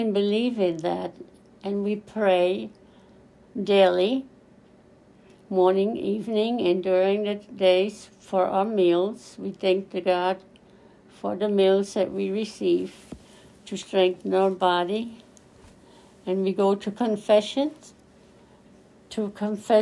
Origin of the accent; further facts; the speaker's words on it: Germany; moved away as an adult; also born or lived in Sudetenland; now in Killeen, United States; I was born in Sudetenland, and then we moved to West Germany. From there, then I met my husband. In 1966, we came to Fort Hood, Killeen